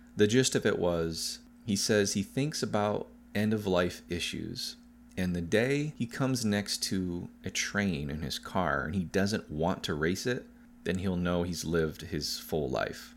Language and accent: English; United States; as an American, and not a rich one